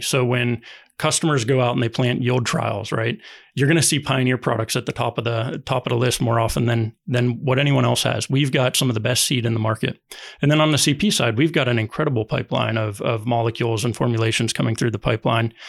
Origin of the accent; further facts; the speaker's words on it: Ohio, United States; moved away as an adult; also born or lived in Durham, North Carolina; I grew up farming in Ohio